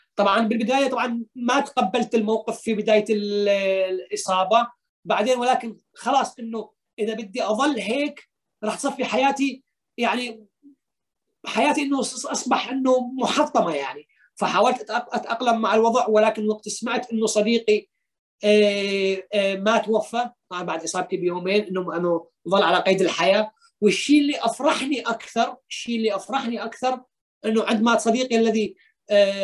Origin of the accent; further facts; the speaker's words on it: Deir ez-Zor, Deir ez-Zor Governorate, Syria; moved away as an adult; also born or lived in Turkey; now in Greece; أنا عندما خرجت من سوريا